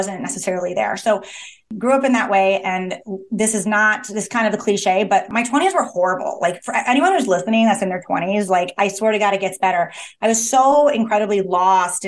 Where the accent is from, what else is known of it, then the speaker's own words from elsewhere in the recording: Midwest, United States; I'm from the Midwest